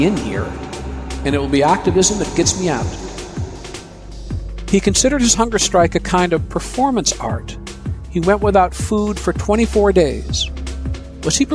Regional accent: Ann Arbor, Michigan, United States; growing up in Ann Arbor, Michigan

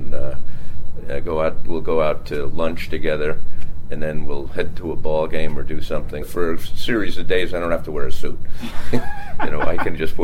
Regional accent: Bayport, New York, United States; I grew up on Long Island, Bayport, Long Island.

